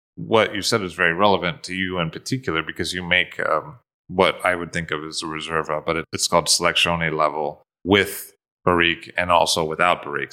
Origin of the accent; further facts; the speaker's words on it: United States; being an American